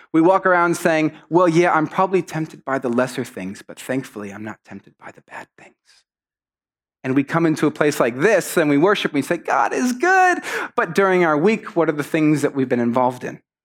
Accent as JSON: {"language": "English", "country": "Mexico", "tie": "born or raised there", "moved": "yes", "said": "I grew up in Mexico, and in Mexico, you're often very polite to people"}